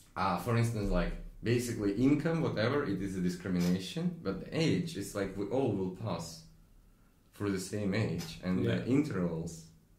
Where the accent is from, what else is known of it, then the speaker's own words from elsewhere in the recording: Russia; moved away; me growing up in Russia